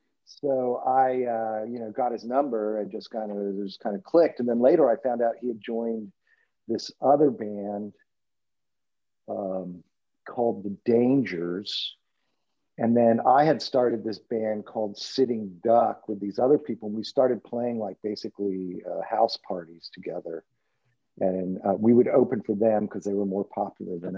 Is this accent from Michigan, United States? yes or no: no; Texas, United States; also born or lived in Arkansas; I was born in Texas. My family's from Arkansas.